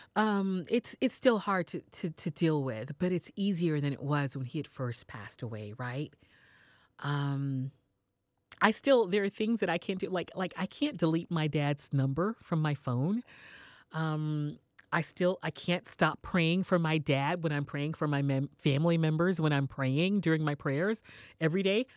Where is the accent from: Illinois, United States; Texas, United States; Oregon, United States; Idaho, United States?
Texas, United States; Houston; moved away as an adult; also born or lived in New York City; started my radio career in my hometown of Houston